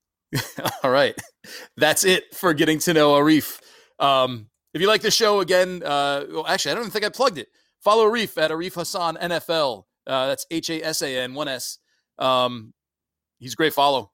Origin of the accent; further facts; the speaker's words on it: Syracuse, New York, United States; I grew up in Syracuse